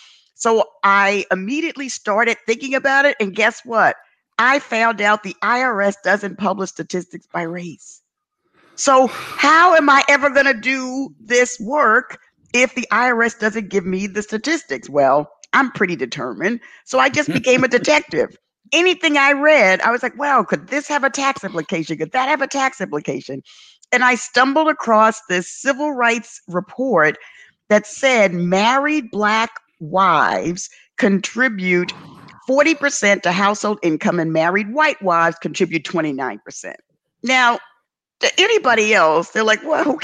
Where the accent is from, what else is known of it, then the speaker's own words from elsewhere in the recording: New York City, New York, United States; Growing up in the South Bronx